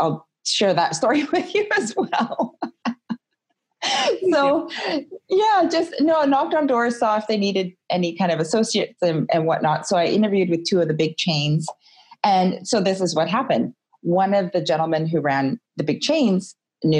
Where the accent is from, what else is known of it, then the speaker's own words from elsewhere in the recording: West Coast of Canada, British Columbia, Canada; moved away as an adult; also born or lived in California / Toronto, Canada; I grew up in the West Coast of Canada